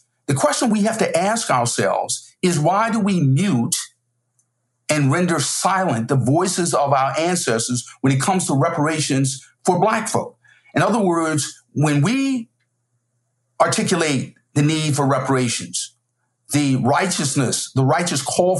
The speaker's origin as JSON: {"language": "English", "region": "South Carolina", "country": "United States", "said": "We're both from South Carolina. We're both graduates of Yale Law School. We both teach at Harvard."}